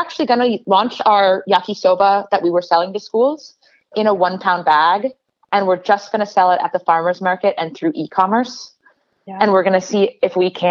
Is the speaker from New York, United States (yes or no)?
no; Portland, Oregon, United States; I grew up in Portland